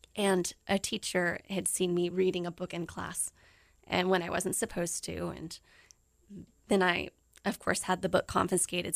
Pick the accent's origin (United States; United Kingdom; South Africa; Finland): United States; South Texas; moved away as an adult; also born or lived in Japan; my, you know, South Texas home